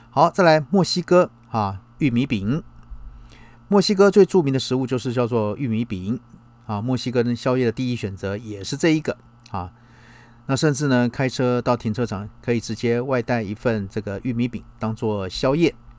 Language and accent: Chinese; Taiwan; 包括我们台湾人过去